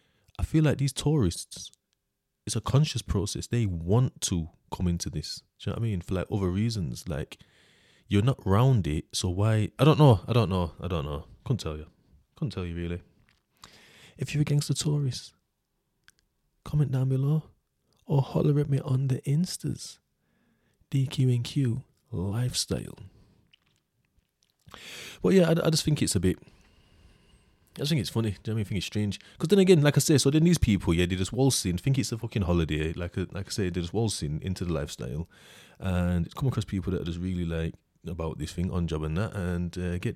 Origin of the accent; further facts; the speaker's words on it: United Kingdom; like, I'm British. I know my laws, kind of.